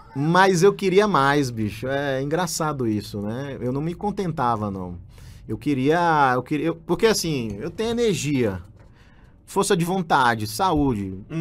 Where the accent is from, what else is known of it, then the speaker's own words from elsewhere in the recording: João Pessoa, Paraíba, Brazil; moved away; eu não quis voltar para minha cidade natal, que é em João Pessoa, na Paraíba